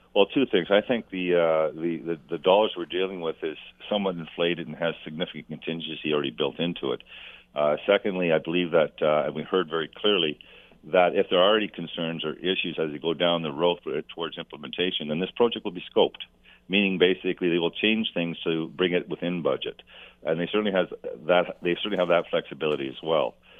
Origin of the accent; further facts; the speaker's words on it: Canada; as a Canadian